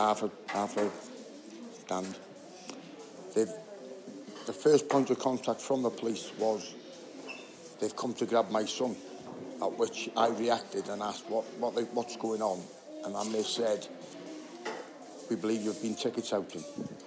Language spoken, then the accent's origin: English; Wrexham, Wales, United Kingdom